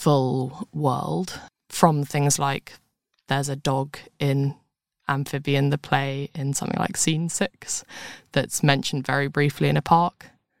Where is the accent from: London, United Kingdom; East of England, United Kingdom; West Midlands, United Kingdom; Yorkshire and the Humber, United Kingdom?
London, United Kingdom; See, I was born in London